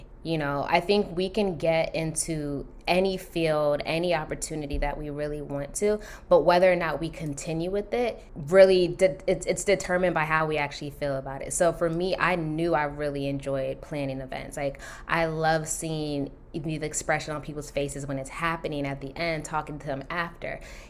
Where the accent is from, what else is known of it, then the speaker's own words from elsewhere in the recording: Nigeria; So it's funny, yes, being Nigerian is like, yes, you're a doctor, lawyer, engineer, something like that, right?